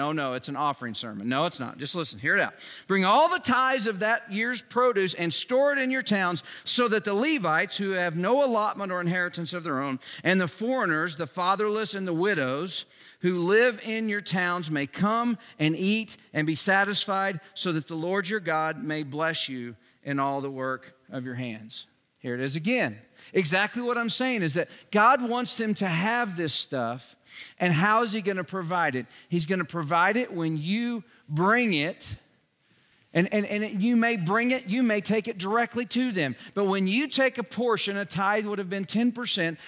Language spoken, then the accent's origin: English; Joplin, Missouri, United States; now in Newcastle, United States; my hometown, Joplin, Missouri